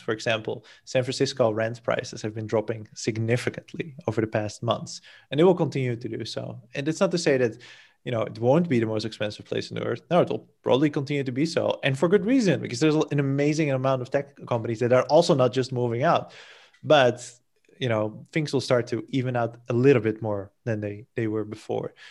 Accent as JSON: {"language": "English", "country": "Netherlands", "moved": "as an adult", "lives_now": "Portugal", "said": "I'm from the Netherlands originally"}